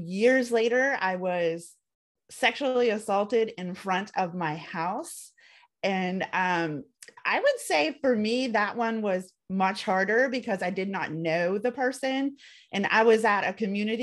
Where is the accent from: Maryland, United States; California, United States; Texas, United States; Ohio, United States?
Ohio, United States; Reynoldsburg; I am from Reynoldsburg, Ohio in the United States